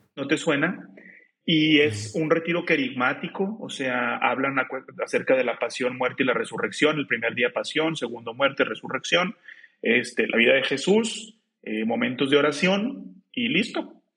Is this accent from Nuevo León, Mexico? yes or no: yes; Juárez, Nuevo León, Mexico; also born or lived in Monterrey, Nuevo León; pero viví, siempre viví eh, hasta los 20, 21 años que prácticamente ya hice mis sacramentos y empieza la cuestión de la vocación en Juárez, Nuevo León